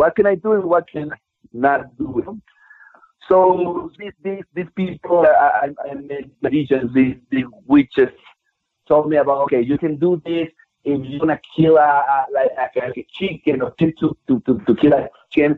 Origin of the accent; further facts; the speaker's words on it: Durango, Mexico; I was born back in Durango, Mexico